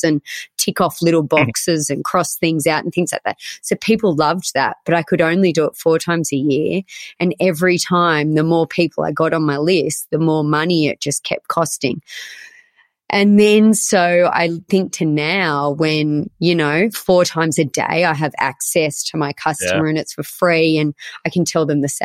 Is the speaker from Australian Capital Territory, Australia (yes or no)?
no; Orange, New South Wales, Australia; also born or lived in Sydney; I grew up in Orange and my mum had a clothing store here for 25 years